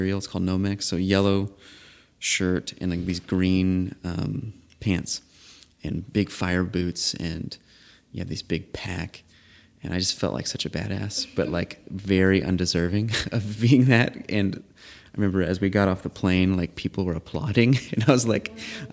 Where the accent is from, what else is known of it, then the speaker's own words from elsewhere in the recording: Missouri, United States; I'm from Missouri.